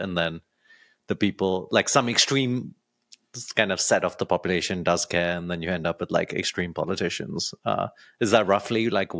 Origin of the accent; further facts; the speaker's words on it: London, United Kingdom; moved away as an adult; now in San Francisco, United States; I'm from London originally.